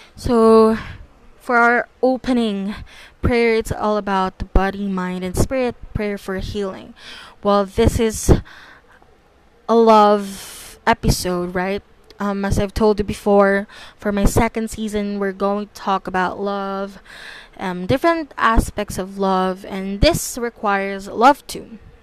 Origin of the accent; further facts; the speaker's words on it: Philippines; I was born and raised in the Philippines, and I'm still continuing to, and I still continue to live here in the Philippines